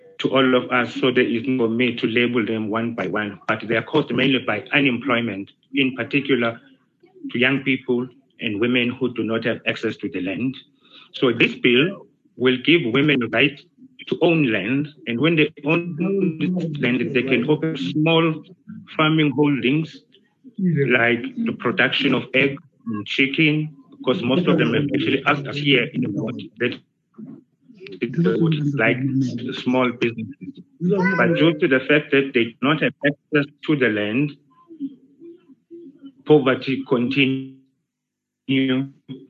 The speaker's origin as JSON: {"language": "English", "country": "United Kingdom", "tie": "born or raised there", "said": "When I grew up in Britain"}